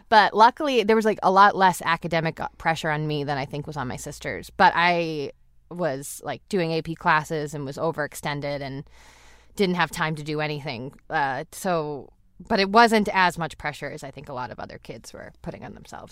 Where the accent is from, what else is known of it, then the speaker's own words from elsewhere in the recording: South Shore, Massachusetts, United States; moved away; we grew up in the South Shore, in like a suburb